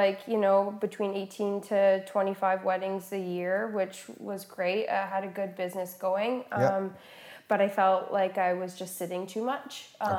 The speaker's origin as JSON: {"language": "English", "town": "Woodstock", "region": "Ontario", "country": "Canada", "tie": "born or raised there", "said": "I grew up in Woodstock."}